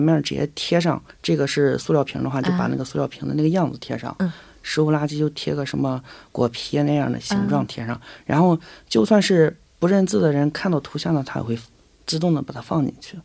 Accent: China; moved away; 我们小时候，在中国的时候

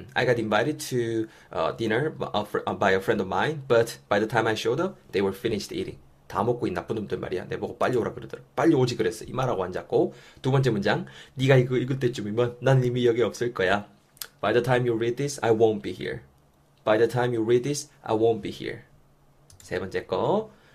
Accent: Yeongju, North Gyeongsang, South Korea; moved away as an adult; now in Seoul, South Korea; 원래는 저는 이제 영주에서 나고 자랐죠

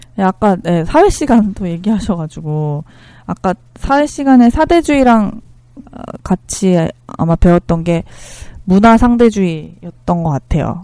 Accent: South Korea; moved away as an adult; also born or lived in Northfield, Minnesota; 한국이라는 잘 알지도 못한 나라에서

